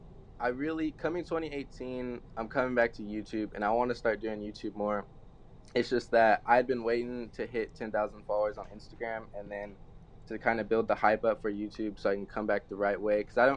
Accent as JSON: {"language": "English", "town": "Dallas", "region": "Texas", "country": "United States", "tie": "born or raised there", "said": "I'm 17 years old. I was born in Dallas, Texas."}